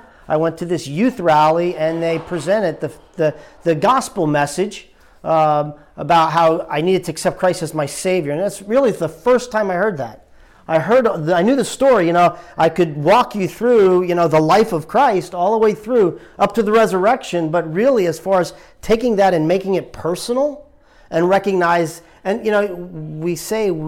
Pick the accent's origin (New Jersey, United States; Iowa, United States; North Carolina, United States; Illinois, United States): New Jersey, United States; moved away as an adult; also born or lived in Richmond, Virginia; now in Delaware, United States; I grew up actually in New Jersey.